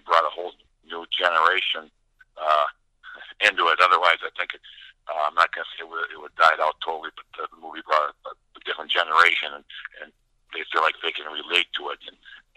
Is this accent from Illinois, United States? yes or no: no; Minnesota, United States; I'm from Minnesota. I played for the University of Minnesota Gophers.